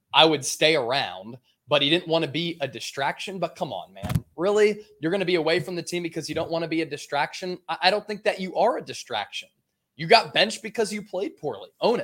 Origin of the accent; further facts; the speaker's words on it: Pennsylvania, United States; I grew up in Pennsylvania